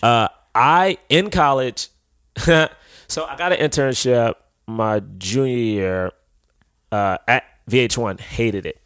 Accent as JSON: {"language": "English", "town": "Washington", "region": "District of Columbia", "country": "United States", "moved": "yes", "lives_now": "New York, United States", "said": "I'm from Southeast DC"}